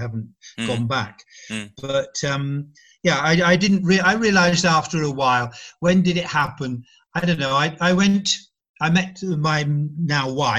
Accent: England, United Kingdom; accent: very English; moved away as an adult; now in Italy; my accent is very English

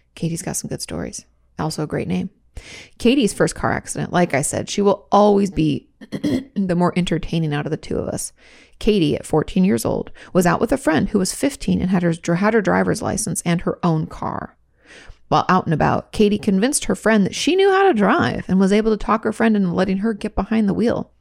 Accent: New York, United States; I grew up in New York

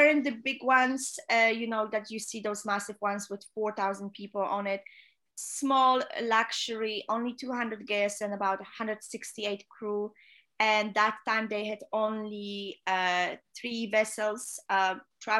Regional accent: Poland; English is a second language; moved away as an adult; also born or lived in Fort Lauderdale / Netherlands / South Africa; home in my home country. I'm from Poland

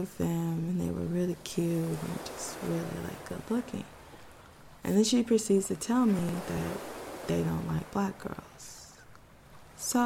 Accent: Texas, United States; I'm from Texas.

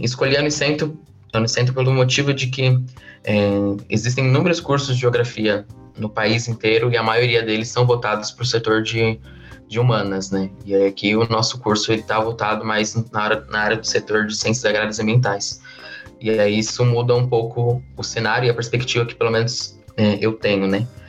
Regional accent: São Paulo, Brazil; now in Guarapuava, Brazil; Eu sou de São Paulo, capital

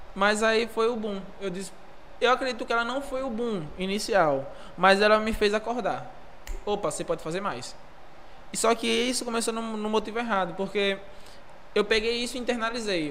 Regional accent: interior of Bahia, Brazil; E vim do interior, interior, interior da Bahia. E lá sempre fui um moleque que fui desenrolado. Sempre fui desenrolado, cresci na igreja

